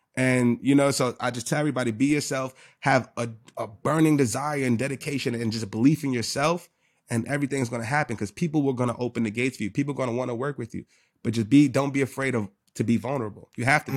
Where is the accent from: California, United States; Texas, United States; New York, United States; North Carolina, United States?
New York, United States; New York City; I'm from the Bronx.